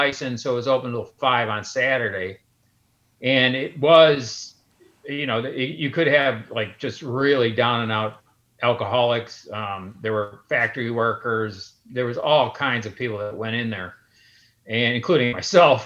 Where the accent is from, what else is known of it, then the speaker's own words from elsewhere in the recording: Chicago, Illinois, United States; I grew up in Central Austin on Chicago Avenue, and I grew up in a street called Menard